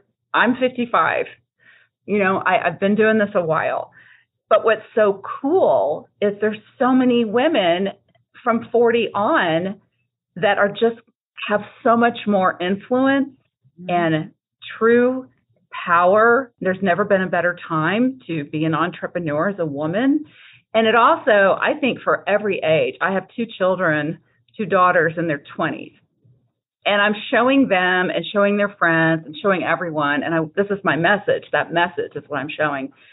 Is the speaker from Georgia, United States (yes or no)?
no; Texas, United States; I'm from Texas